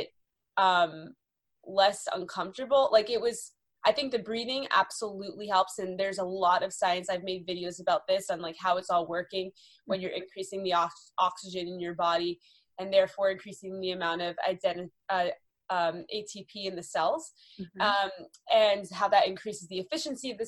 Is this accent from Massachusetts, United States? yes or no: yes; Boston, Massachusetts, United States; moved away as an adult; also born or lived in North Carolina / California; now in Los Angeles, United States; growing up in Boston